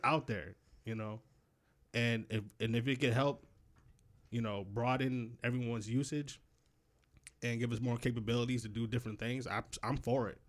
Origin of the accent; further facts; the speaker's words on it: Rochester, New York, United States; I grew up in Rochester. They didn't have any subways